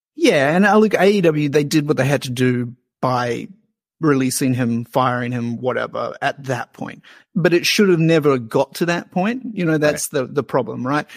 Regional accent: New Zealand; now in Australia; I'm a Kiwi

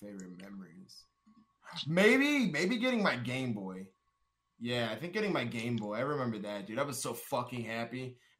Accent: Madison, Wisconsin, United States; moved away as an adult; also born or lived in Berkeley, California / Minneapolis, Minnesota; now in Austin, United States; I was born in Berkeley, California. Grew up in Madison, Wisconsin. And lived there until, I think, 22. And then when I was 22, I moved out to Minneapolis, Minnesota.

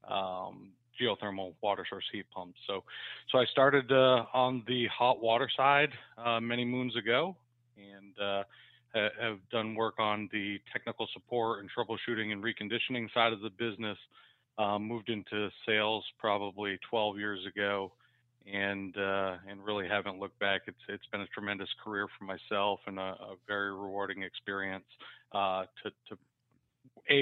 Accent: Vermont, United States; now in Dallas, United States; So I grew up in Vermont.

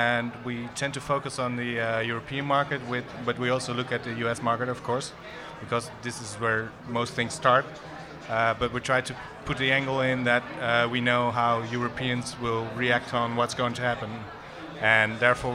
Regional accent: Netherlands; I come from Holland.

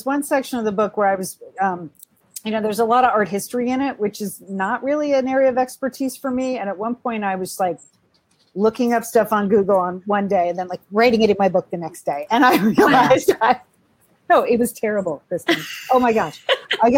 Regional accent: Pasadena, California, United States; Pasadena, which is my hometown

